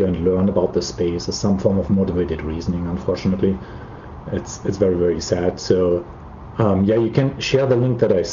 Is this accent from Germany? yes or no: yes; Germany; Germany, where, as you can probably tell by my accent, I'm from